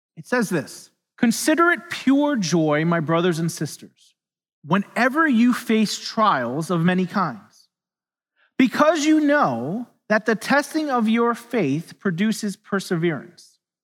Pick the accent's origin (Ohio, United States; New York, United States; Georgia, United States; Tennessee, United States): New York, United States; New York City; moved away; I'm from New York City originally